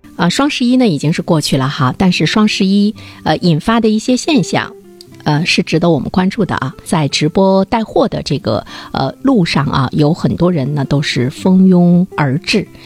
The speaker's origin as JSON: {"language": "Chinese", "town": "Dalian", "region": "Liaoning", "country": "China", "said": "我们大连人"}